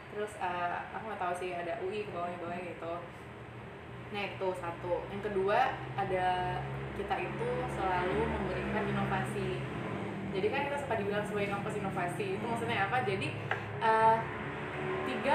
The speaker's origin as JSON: {"language": "Indonesian", "town": "Makassar", "region": "South Sulawesi", "country": "Indonesia", "tie": "born or raised there", "also_born_or_lived": "Bogor", "moved": "as an adult", "said": "waktu itu sekolahnya di Makassar"}